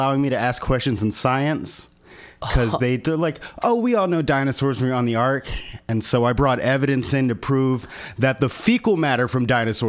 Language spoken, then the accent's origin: English; Memphis, Tennessee, United States; Let me start with, I'm from the South. {S4} Oh. {S6} From Memphis, Tennessee.